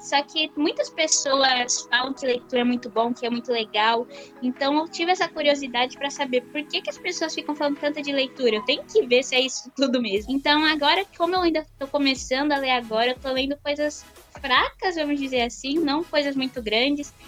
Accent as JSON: {"language": "Portuguese", "region": "São Paulo", "country": "Brazil", "said": "Eu sou paulista. Aqui a gente fala mais bolacha."}